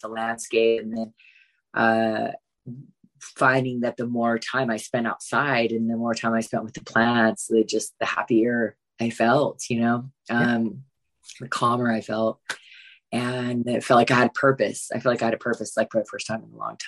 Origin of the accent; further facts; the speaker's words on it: California, United States; moved away; I grew up in California